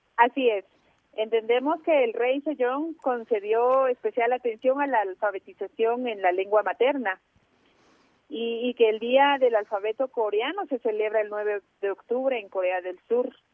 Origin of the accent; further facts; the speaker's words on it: Chajul, Quiché, Guatemala; yo soy de la comunidad Ixil, yo nací en Chajul